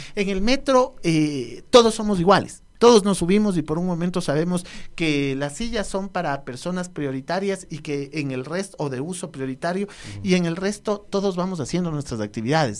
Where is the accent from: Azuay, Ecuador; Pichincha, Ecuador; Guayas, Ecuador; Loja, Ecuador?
Pichincha, Ecuador; Quito; somos los mismos quiteños